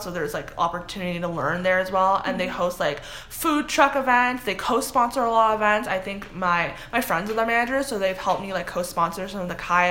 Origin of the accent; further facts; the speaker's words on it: Toronto, Ontario, Canada; moved away as an adult; now in Ohio, United States; I'm from Scarborough, Toronto